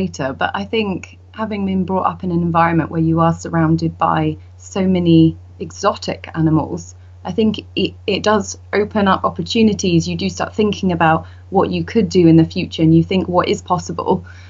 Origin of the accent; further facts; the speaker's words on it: Scotland, United Kingdom; also born or lived in Indonesia / Norway; And then when I was younger, I grew up in Scotland, Indonesia and Norway.